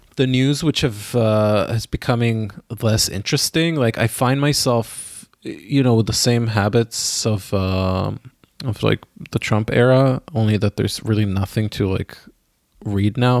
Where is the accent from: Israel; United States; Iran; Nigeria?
Israel; moved away; I grew up in Israel